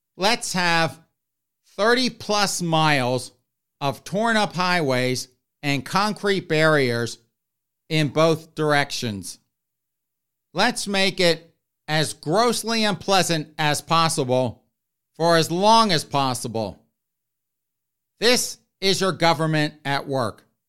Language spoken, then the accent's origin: English; the South, United States; I grew up in the South